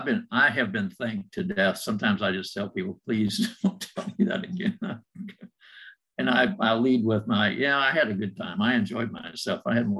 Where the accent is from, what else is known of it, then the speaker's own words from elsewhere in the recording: Illinois, United States; I grew up in Illinois